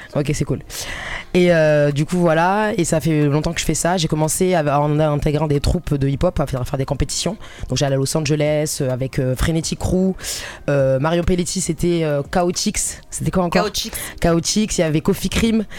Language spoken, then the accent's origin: French; Marseille, Provence-Alpes-Côte d'Azur, France; moi je suis marseillaise